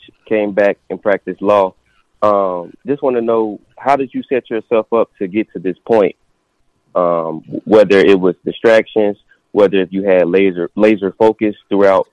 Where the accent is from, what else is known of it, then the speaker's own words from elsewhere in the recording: Little Rock, Arkansas, United States; my hometown, Little Rock, Arkansas